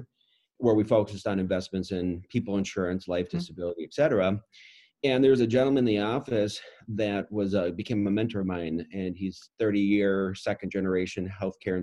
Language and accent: English; Roseville, Minnesota, United States; I grew up in Roseville, Minnesota